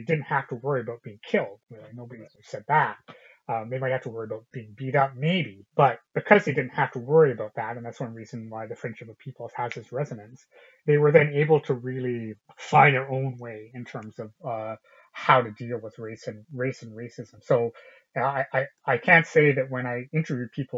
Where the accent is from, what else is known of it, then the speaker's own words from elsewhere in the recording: British Columbia, Canada; Having grown up in a lily white city in British Columbia, Canada, as one of the very few ethnic minorities